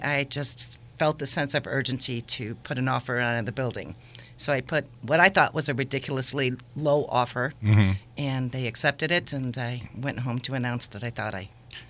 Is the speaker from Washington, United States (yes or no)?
no; Wheaton, Illinois, United States; moved away as an adult; now in Michigan City, United States; I'm originally from the western suburbs of Chicago. I grew up in Wheaton, and we moved out to Michigan City about 25 years ago.